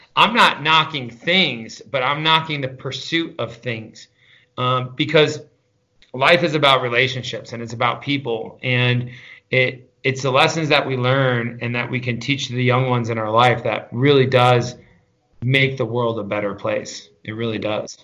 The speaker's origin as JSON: {"language": "English", "town": "Catskill", "region": "New York", "country": "United States", "tie": "born or raised there", "said": "I grew up in the Catskill Mountains, uh, real small town kid, uh, just outside a place, just outside of Catskill, New York."}